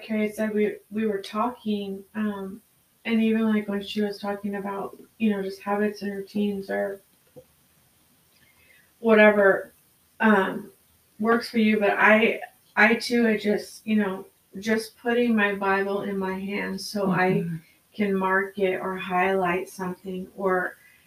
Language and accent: English; United States; as American Christians